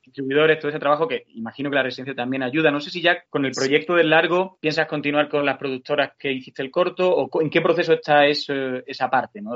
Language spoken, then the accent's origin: Spanish; Andalusia, Spain; Yo también como andaluz